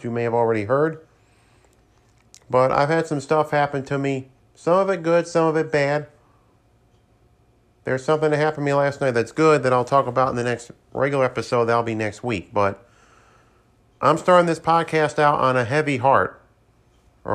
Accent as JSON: {"language": "English", "town": "Saratoga Springs", "region": "New York", "country": "United States", "tie": "born or raised there", "moved": "yes", "said": "I was up in Saratoga Springs, my hometown"}